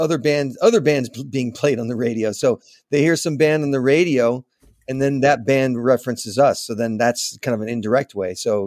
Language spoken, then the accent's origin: English; Manhattan Beach, California, United States; also born or lived in Los Angeles; I was born in Los Angeles, okay. grew up in Manhattan Beach